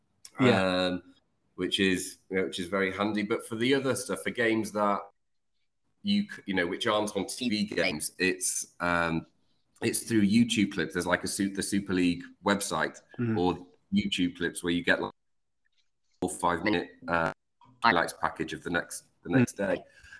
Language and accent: English; London, United Kingdom; moved away as an adult; also born or lived in Leeds; now in Panama; I was born in London, moved up to Leeds, 4 years old. Then I moved down to London, and after, let's say, 10 years of living in London, I've always wanted opportunity.